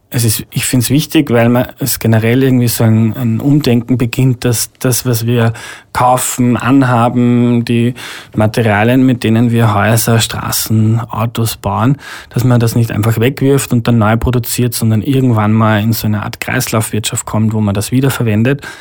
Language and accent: German; Steyr, Upper Austria, Austria; moved away as an adult; now in Vienna, Austria; BMW in Steyr, wo ich herkomme